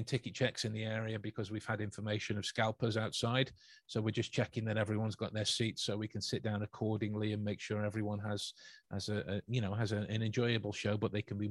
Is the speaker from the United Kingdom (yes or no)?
yes; England, United Kingdom; I wouldn't stand out as the Englishman